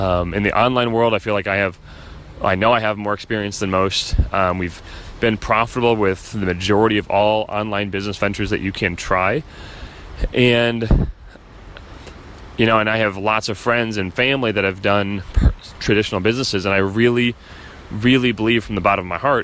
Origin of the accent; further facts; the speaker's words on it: Chicago, Illinois, United States; moved away as an adult; also born or lived in San Diego; we're not from here, we're from Chicago